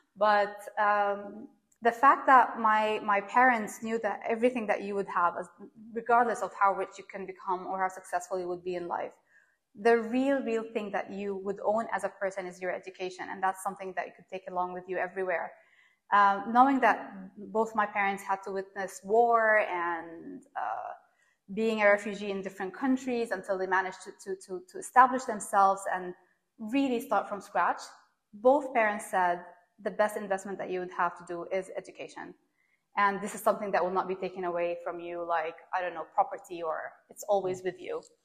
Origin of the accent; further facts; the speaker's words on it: Doha, Qatar; moved away; I was born and raised in Doha, Qatar